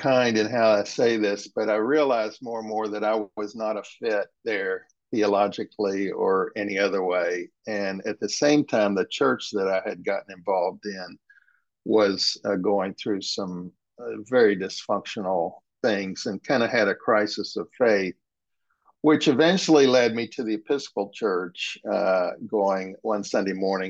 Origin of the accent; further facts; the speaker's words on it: West Virginia, United States; I am a Methodist preacher's kid, and growing up in West Virginia, where my father and grandfather were pastors